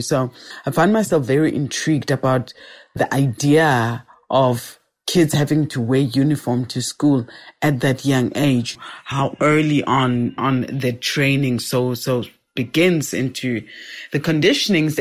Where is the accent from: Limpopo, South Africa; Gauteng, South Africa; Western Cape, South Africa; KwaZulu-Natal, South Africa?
Gauteng, South Africa; Soweto; I am a Sowetan, born and bred in Soweto, was born in Baragwanath Hospital, grew up in Soweto, and have lived here all my life